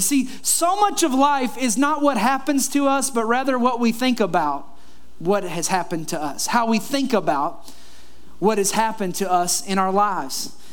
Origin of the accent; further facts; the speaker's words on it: Kentucky, United States; moved away; also born or lived in Florida; the house that I grew up in in Kentucky